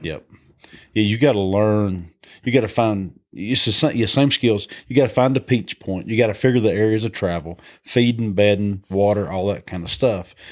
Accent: High Point, Georgia, United States; accent: Southern twang; we, we grew up in North Georgia, Northwest Georgia, a little community called High Point, Georgia. And, um, That's where I, I was raised

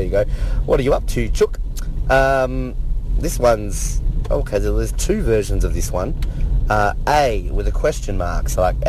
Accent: Australia; We use this in Australia.

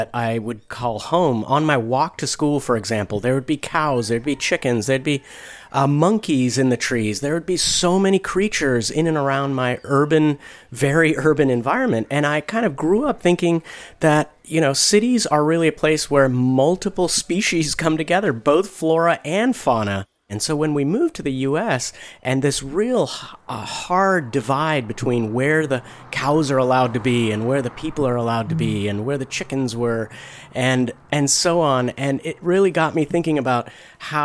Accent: South India, India; moved away; I grew up in South India. I was born about 8 degrees above the equator, where it's very lush.

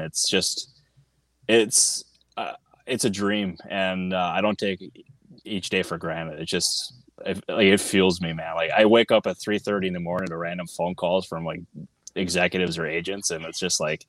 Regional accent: Sheboygan Falls, Wisconsin, United States; accent: Wisconsin; I'm from Sheboygan Falls.

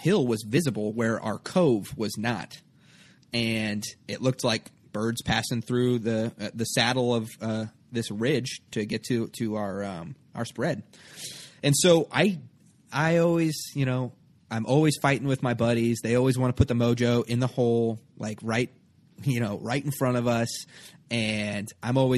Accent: Nebraska, United States; I grew up in Nebraska.

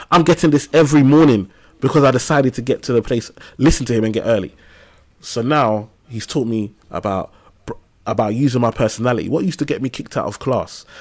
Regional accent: London, United Kingdom; I grew up in Tower Hamlets, East London, and um, on a council estate in a place called Limehouse

